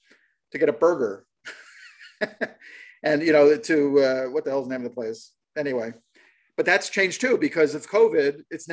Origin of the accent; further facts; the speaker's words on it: East Coast, United States; now in Los Angeles, United States; Because we're from the East Coast, we actually walk.